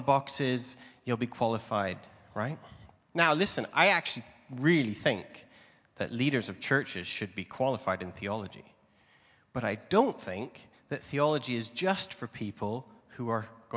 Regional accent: Canada; moved away as an adult; now in England, United Kingdom; I'm Canadian. I was visiting my home country

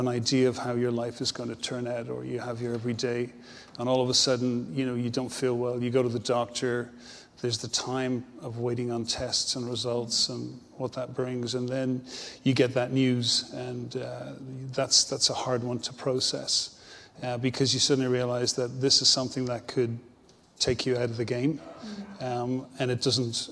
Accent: Dublin, Leinster, Ireland; moved away as an adult; now in Dromore, United Kingdom; I'm originally from Dublin

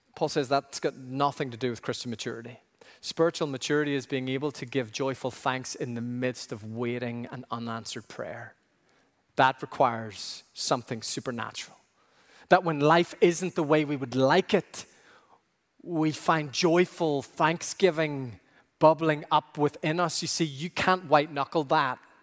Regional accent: Ireland; growing up in Ireland

